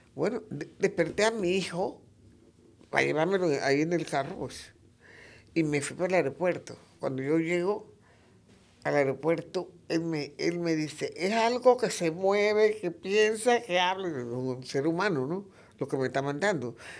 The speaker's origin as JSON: {"language": "Spanish", "town": "Macaracas", "region": "Los Santos", "country": "Panama", "said": "Yo soy de Macaracas"}